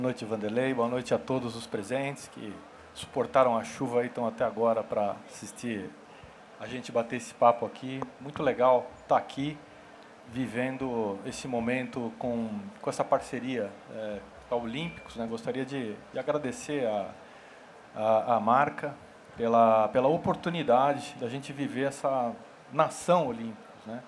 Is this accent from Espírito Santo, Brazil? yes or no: no; São Paulo, Brazil; eu sou de São Paulo, sou paulistano